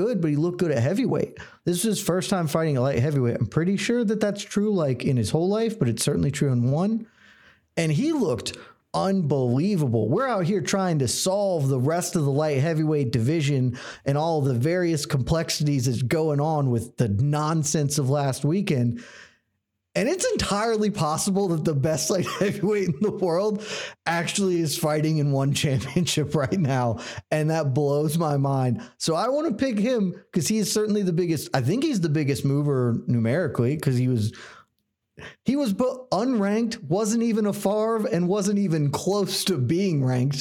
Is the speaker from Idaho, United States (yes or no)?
no; Georgia, United States; I was born and raised in Georgia